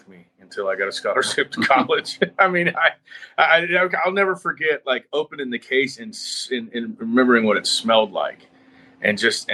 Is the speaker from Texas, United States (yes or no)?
no; Cincinnati, Ohio, United States; now in Nashville, United States; I'm born and raised in Cincinnati, Ohio